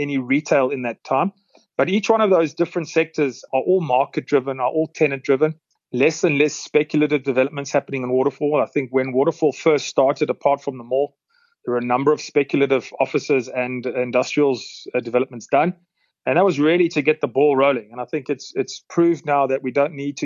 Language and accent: English; Durban, KwaZulu-Natal, South Africa; moved away as an adult; also born or lived in Dubai / Australasia / Eastern Europe; now in Gauteng, South Africa; originally from Durban, where I entered the property sector in the late 90s